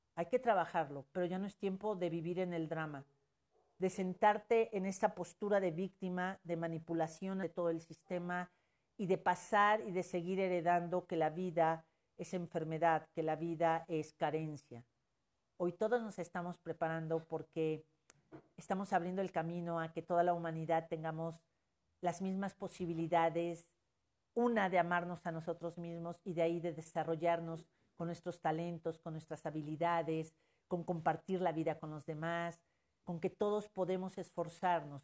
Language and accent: Spanish; Mexico; como mexicanos